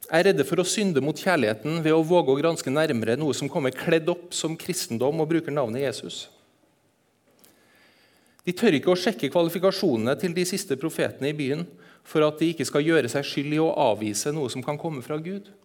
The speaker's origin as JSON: {"language": "Norwegian", "region": "Eastern Norway", "country": "Norway", "accent": "Trøndersk", "said": "Så jeg, jeg er østlending. Snakker trøndersk, jeg er østlending, jeg er halvt sørlending."}